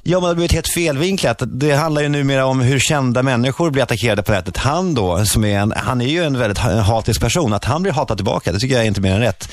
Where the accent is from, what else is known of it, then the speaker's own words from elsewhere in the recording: Sweden; now in Oslo, Norway; Vi kallas för partysvenskarna